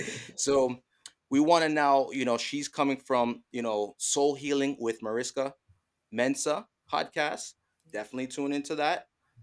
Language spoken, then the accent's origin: English; Jamaica; Don't worry. You don't have to call it soccer. We are Jamaican. We call it football.